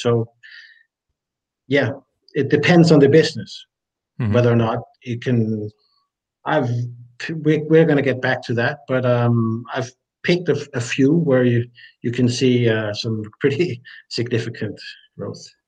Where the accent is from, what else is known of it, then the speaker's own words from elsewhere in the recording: Denmark; I'm from Denmark.